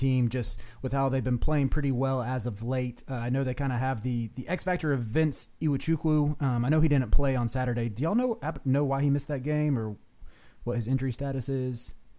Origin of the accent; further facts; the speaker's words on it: Southern, United States; accent: Southern; my Southern accent